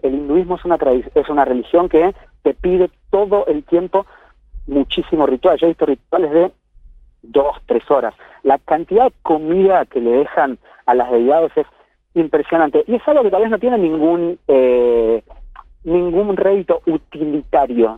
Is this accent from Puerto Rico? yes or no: no; Argentina; moved away as an adult; now in Kerala, India; soy argentino